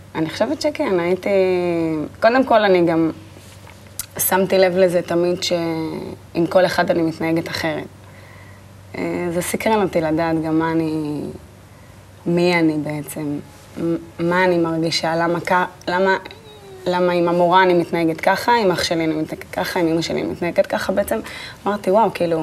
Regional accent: Netanya, Central District, Israel; נולדתי בנתניה, ליד הים

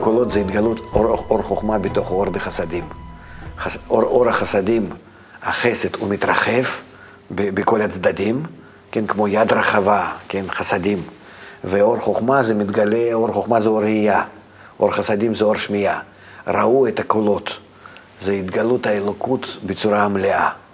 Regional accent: Russia; moved away; אני מרוסיה

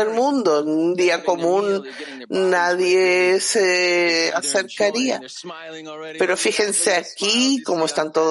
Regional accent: California, United States; now in United Kingdom; Yo vivo en Inglaterra, soy de California

